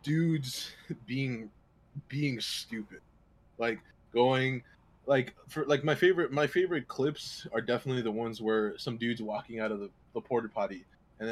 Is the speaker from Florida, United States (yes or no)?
no; Chicago, Illinois, United States; As a Chicagoan